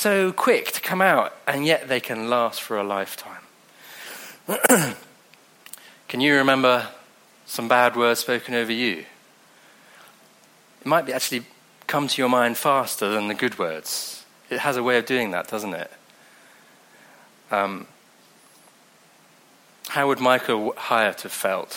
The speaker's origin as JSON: {"language": "English", "area": "Devon", "region": "South West England", "country": "United Kingdom", "also_born_or_lived": "Mozambique", "accent": "Devonshire", "said": "I'm from Devon. Comes out with a Devonshire accent."}